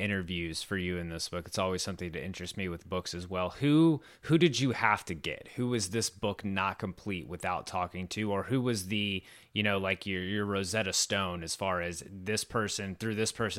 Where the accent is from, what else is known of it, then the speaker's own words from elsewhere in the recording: Richmond, Virginia, United States; I grew up in Richmond, Virginia, and obviously it was a little different.